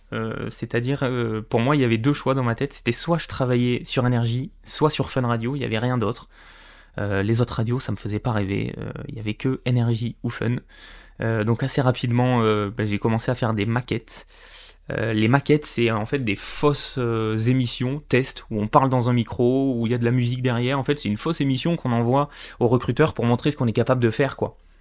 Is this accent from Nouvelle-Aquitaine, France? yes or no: yes; Corrèze, Limousin, Nouvelle-Aquitaine, France; je suis né euh, en Corrèze dans le Limousin